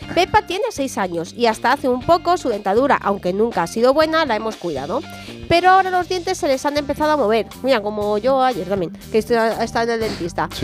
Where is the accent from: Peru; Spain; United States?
Spain; San Sebastián de los Reyes, Community of Madrid; soy de San Sebastián de los Reyes, me he criado aquí en San Sebastián de los Reyes